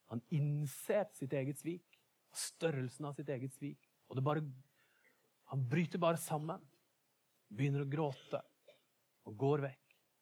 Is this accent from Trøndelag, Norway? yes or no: no; Bergen, Vestland, Norway; som oss bergensere